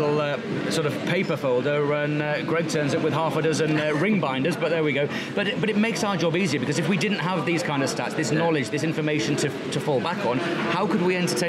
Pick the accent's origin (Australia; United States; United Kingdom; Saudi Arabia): United Kingdom; the north of England